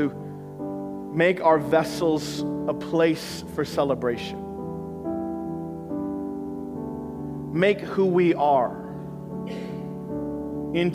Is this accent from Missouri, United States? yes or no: yes; Missouri, United States; moved away; I'm from Missouri